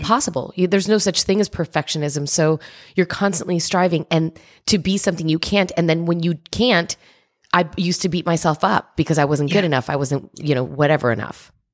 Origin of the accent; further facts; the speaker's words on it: New Jersey, United States; I'm Cuban and I'm from New Jersey